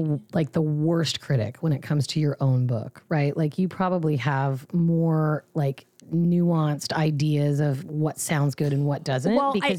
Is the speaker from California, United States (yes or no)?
no; Seattle, Washington, United States; now in Orange County, United States; I grew up in Seattle